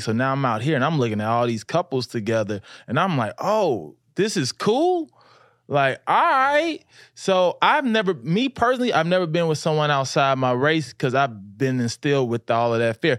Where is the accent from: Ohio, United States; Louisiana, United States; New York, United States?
Louisiana, United States; I grew up in the South